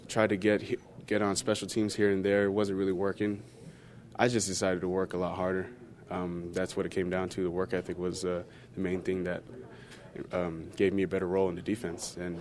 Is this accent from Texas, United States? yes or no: yes; Dallas, Texas, United States; moved away as an adult; also born or lived in Hawaii; I was born in Hawaii. I was raised in Dallas, Texas, Fort Worth area more